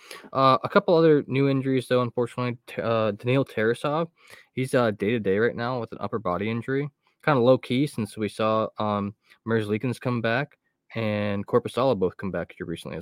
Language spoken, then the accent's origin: English; Northeastern Ohio, United States; I am from Northeastern Ohio